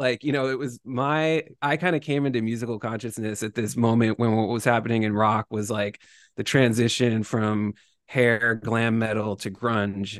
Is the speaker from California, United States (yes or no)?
no; Boston, Massachusetts, United States; I grew up in the Boston area